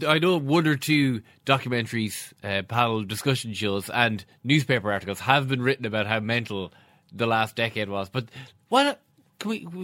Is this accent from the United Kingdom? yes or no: no; Galway, Connacht, Ireland; I was in from Galway, went to college in Galway